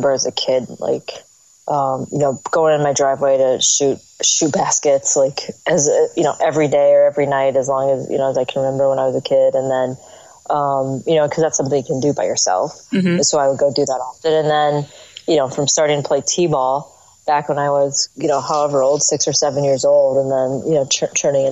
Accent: United States; also born or lived in Seoul, Korea; I'm American. I grew up here in the U.S.

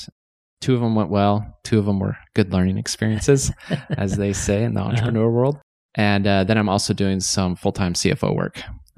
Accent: Shelley, Idaho, United States; So I grew up in Eastern Idaho, a small little town, Shelley. So Russets for all you Russets.

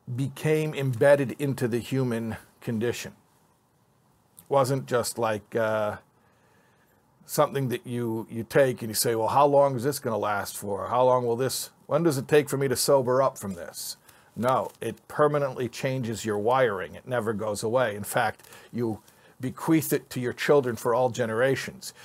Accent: Chicago, Illinois, United States; moved away; I grew up in Chicago

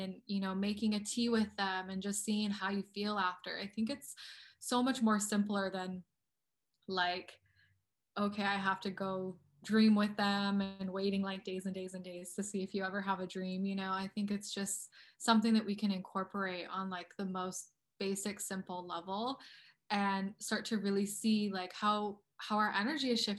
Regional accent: Colorado, United States; moved away; also born or lived in Okmulgee, Oklahoma; I grew up in the Rocky Mountains

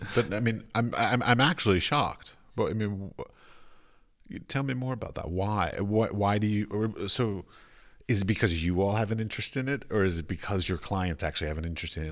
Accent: United States; moved away; as an American

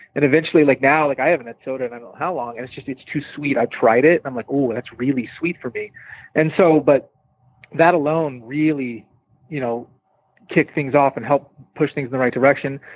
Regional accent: San Diego, California, United States; now in Salt Lake City, United States; I grew up in San Diego

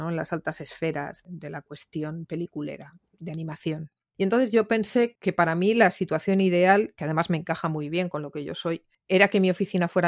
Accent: Catalonia, Spain; Me siento muy del Mediterráneo, me siento muy catalana, yo todavía me emociono cuando oigo la Santa Espina

